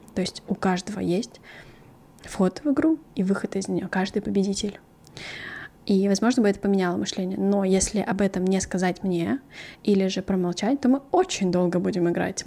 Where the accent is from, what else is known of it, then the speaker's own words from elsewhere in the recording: Kattakurgan, Samarqand Region, Uzbekistan; also born or lived in Korea (ancestry); now in South Korea; я родилась в Узбекистане, в городе Катакурган, и моя мама там родилась